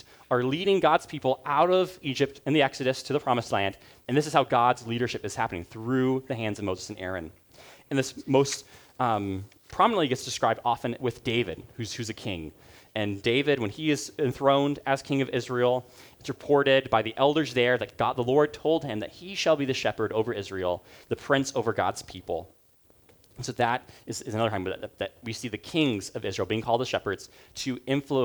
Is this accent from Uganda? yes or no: yes; Uganda; moved away; So where I grew up in Uganda